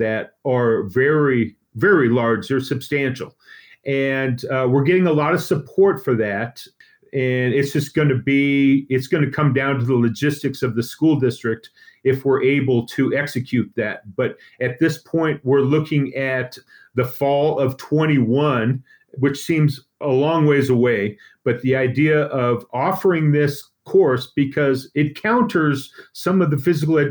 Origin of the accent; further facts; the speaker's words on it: Boulder, Colorado, United States; I'm from Boulder. I've lived here my whole life.